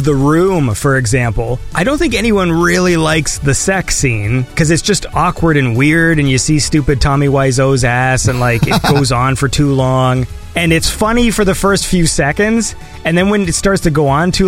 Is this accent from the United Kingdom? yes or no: no; Canada; I am the Canadian